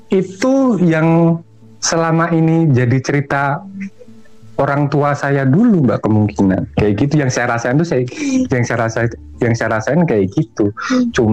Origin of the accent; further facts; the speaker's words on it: Semarang, Central Java, Indonesia; saya tinggal di sebuah rumah punya bapak saya itu kebetulan rumah tinggalan Belanda gitu pavilion